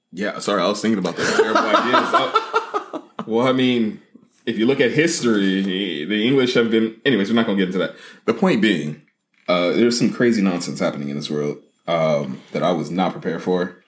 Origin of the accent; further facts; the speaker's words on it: United States; as an American